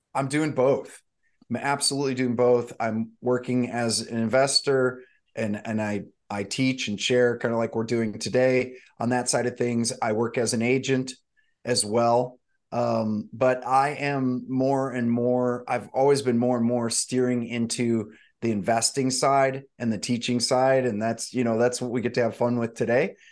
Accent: St. Louis, Missouri, United States; moved away as an adult; also born or lived in Malibu, California; now in Santa Barbara, United States; I grew up actually in the Midwest, in Saint Louis, Missouri, mostly

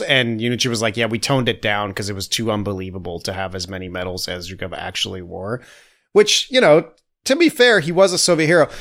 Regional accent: United States; I'm a dumb American

